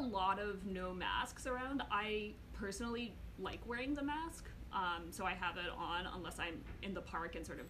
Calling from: New York, United States; So I'm calling from New York, the Upper West Side.

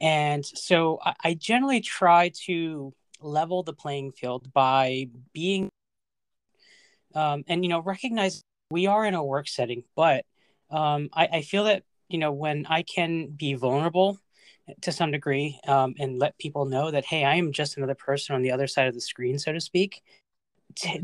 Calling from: Northern Virginia, United States; I am calling from Northern Virginia

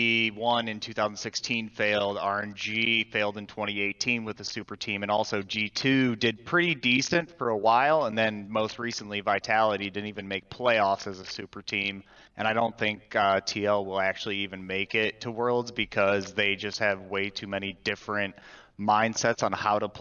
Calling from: Cleveland, Ohio, United States; is calling from Cleveland, Ohio.

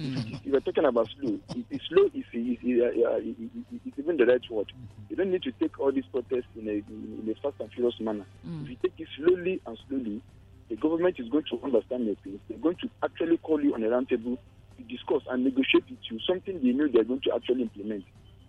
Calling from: Senegal; I'm telling you from Senegal

